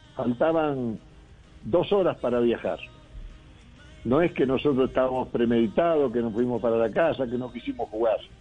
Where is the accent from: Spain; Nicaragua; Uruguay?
Uruguay; now in Colombia; Yo nací en Uruguay este, y, llevo muchos años en Colombia. Eh, yo me crié en otra cultura